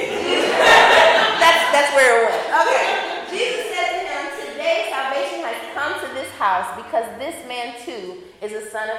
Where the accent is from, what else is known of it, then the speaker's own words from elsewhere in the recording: the South, United States; I'm from the South.